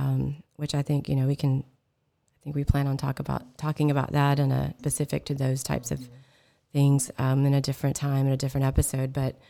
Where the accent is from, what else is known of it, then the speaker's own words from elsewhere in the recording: California, United States; but the one thing about growing up in California, this awesome state, our local school district here